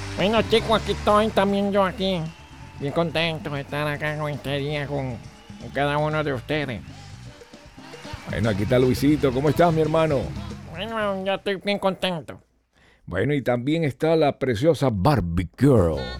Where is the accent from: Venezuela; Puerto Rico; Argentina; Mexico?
Venezuela; now in United States; Soy venezolano, crecí con eso